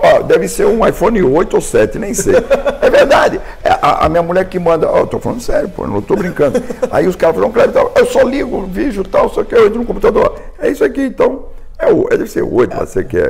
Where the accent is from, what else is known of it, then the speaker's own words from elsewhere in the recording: Brazil; eu também sou brasileiro